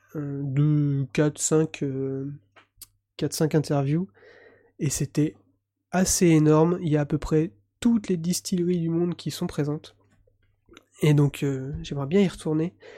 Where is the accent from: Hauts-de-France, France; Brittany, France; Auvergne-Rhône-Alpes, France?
Brittany, France; Breton; je suis un breton.